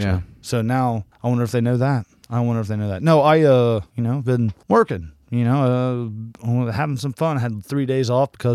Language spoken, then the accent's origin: English; Ohio, United States; I'm from Ohio.